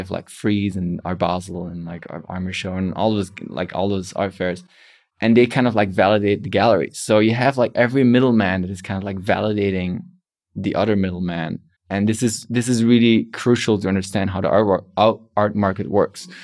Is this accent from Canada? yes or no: no; Belgium; I'm from Belgium